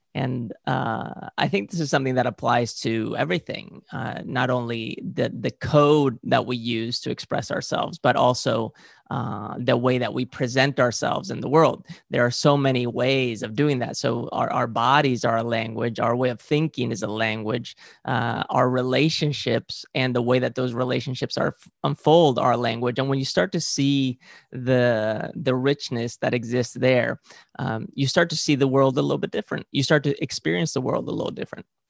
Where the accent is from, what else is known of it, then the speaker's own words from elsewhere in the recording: Valencian Community, Spain; I grew up in Spain and, uh, specifically in, in the region of Valencia.